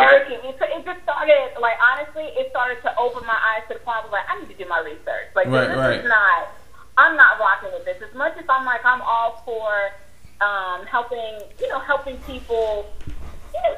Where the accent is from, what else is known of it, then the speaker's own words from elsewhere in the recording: United States; I love being American